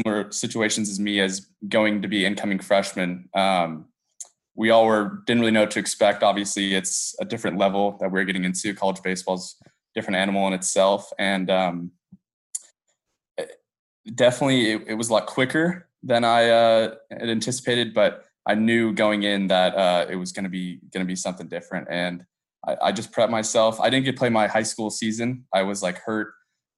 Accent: Texas, Northern California, United States; moved away as an adult; now in Texas, United States; I was born in Texas

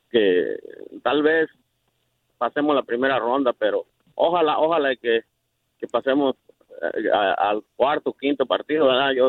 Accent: Mexico; soy mexicano

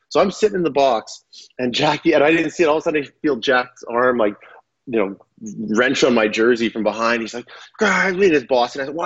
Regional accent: Saskatchewan, Canada; moved away as an adult; growing up in Saskatchewan

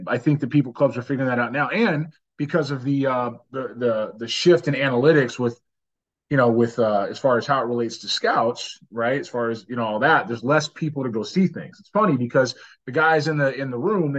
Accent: Los Angeles, California, United States; now in Houston, United States; where I'm from, my hometown

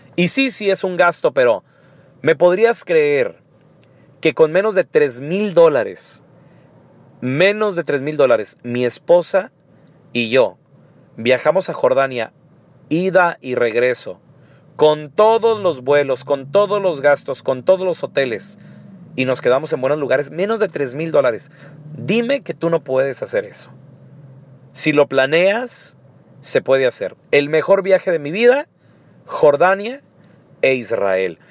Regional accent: Chihuahua, Mexico; yo no conocía a nadie de fuera de Chihuahua

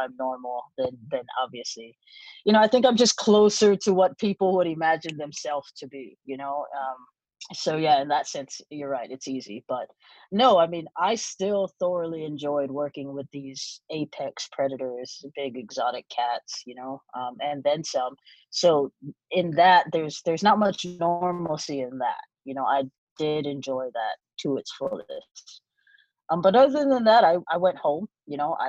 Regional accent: Hawaii, United States; I was born and raised in Hawaii

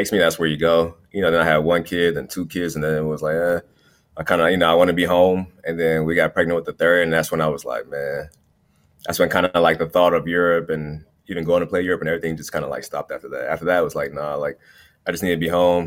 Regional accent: Cleveland, Ohio, United States; I grew up in Cleveland

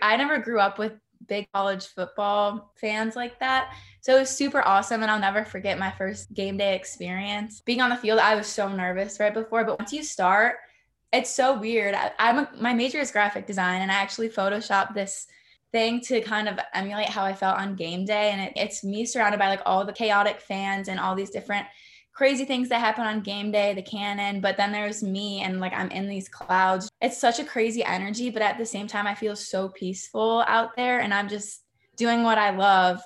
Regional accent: Pennsylvania, United States; moved away; I'm from Pennsylvania

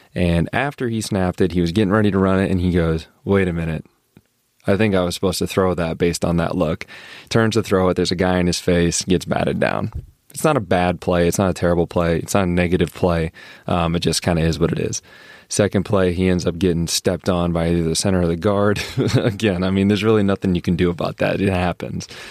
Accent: Brandon, South Dakota, United States; moved away; I'm from Brandon Valley

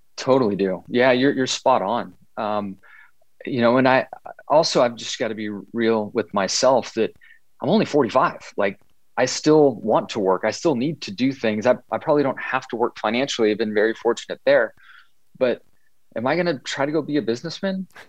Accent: Southern California, United States; growing up in Southern California

